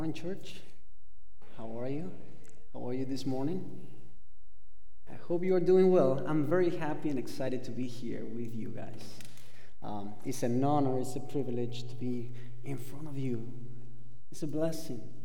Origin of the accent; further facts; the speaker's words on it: Argentina; English is a second language; moved away as an adult; I am from Argentina. I've been here in this country for quite a while. Uh, I've been in this country for 20 years, uh, but I cannot get rid of my accent